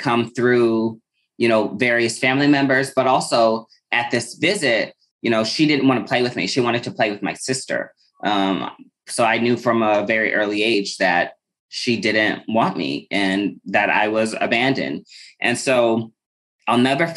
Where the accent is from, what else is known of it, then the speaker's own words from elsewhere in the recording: Omaha, Nebraska, United States; moved away as an adult; also born or lived in Lincoln, Nebraska / Chicago, Illinois; Growing up in Omaha